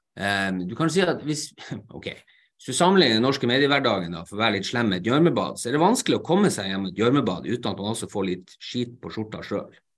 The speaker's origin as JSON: {"language": "Norwegian", "town": "Narvik", "region": "Nordland", "country": "Norway", "said": "først og fremst er jeg narvikværing"}